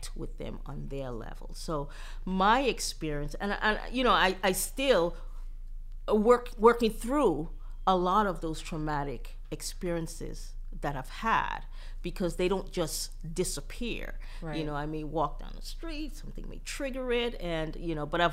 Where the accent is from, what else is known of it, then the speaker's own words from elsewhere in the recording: U.S. Virgin Islands; moved away; I'm originally from St. Croix, Virgin Islands